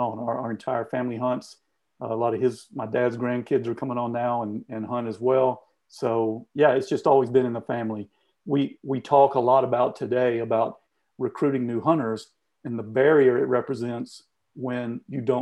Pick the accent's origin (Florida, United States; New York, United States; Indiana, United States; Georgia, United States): Georgia, United States; Southeast; growing up in Southeast Georgia